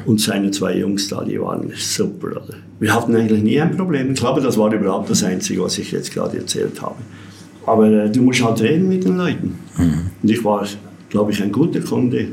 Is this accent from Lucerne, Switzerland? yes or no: yes; Entlebuch, Lucerne, Switzerland; Ich bin ja in Entlebuch geboren, da haben wir ja keinen See